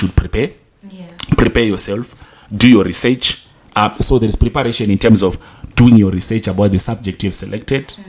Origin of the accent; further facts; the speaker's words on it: Zimbabwe; I come from Zimbabwe